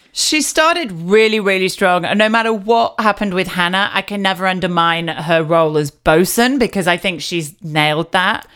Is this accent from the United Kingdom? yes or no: yes; United Kingdom; I'm British